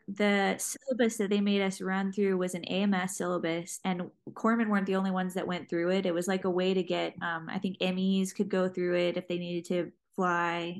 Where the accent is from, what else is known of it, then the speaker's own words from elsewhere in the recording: Jacksonville, Florida, United States; I'm from Jacksonville, Florida, and was working um, in the ER trauma center there in Jacksonville